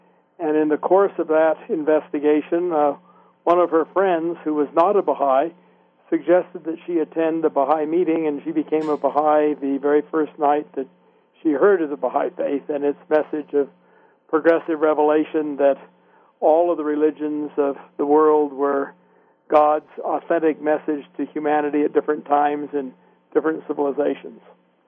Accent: San Francisco Peninsula, California, United States; I grew up on the San Francisco Peninsula in California. I was raised in a Baha'i household.

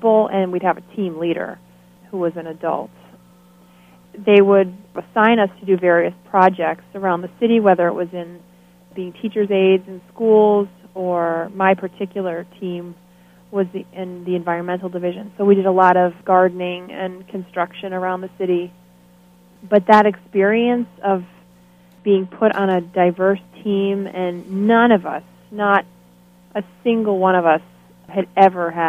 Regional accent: Longmeadow, Massachusetts, United States; also born or lived in Boston, Massachusetts / Haifa, Israel; I grew up in Longmeadow, Massachusetts

